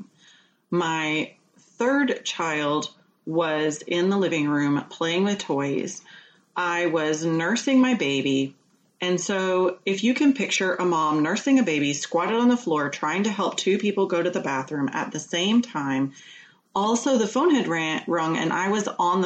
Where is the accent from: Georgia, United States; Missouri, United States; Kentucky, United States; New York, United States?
Georgia, United States; moved away as an adult; also born or lived in New Hampshire; we just recently moved back to Georgia, where I'm from.